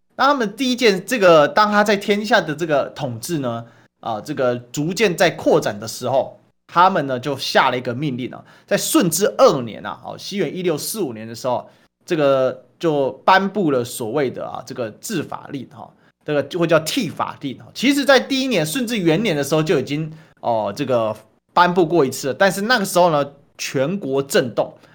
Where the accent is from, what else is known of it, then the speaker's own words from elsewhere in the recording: Taiwan; 我们台湾人